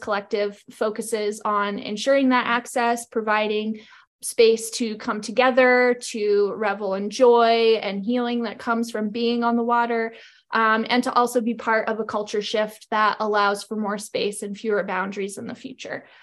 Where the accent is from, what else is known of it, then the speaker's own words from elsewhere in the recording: Maine, United States; moved away as an adult; now in Missoula, United States; I grew up in Maine and I'm currently residing in Missoula, Montana.